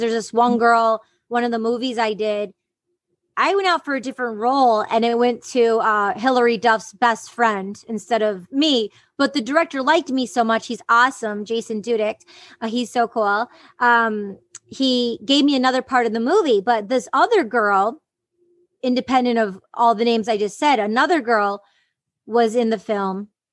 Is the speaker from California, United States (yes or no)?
no; Detroit, Michigan, United States; growing up in the Detroit underground music scene